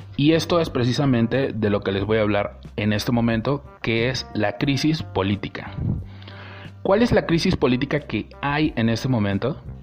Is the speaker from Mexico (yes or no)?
yes; Veracruz, Mexico; yo soy del estado de Veracruz